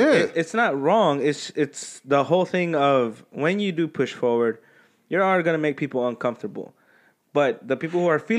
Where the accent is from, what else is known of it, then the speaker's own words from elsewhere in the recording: United States; I'm fucking American.